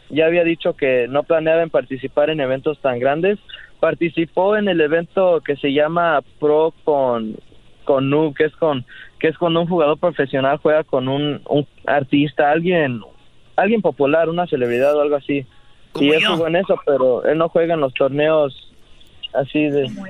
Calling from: San Jose, California, United States; Desde San José, California.

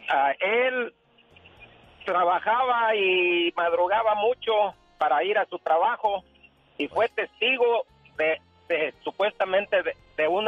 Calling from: Fresno, California, United States; En Fresno, Liva. en ah, Fresno.

